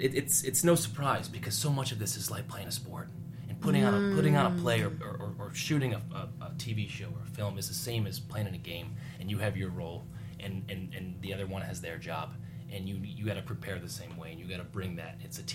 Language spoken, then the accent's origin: English; Chicago, Illinois, United States; I'm from Chicago.